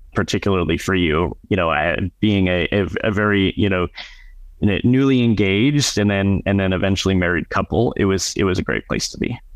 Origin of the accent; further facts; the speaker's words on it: Madison, Wisconsin, United States; moved away as an adult; also born or lived in California / Tucson, Arizona; where we lived growing up in Madison, Wisconsin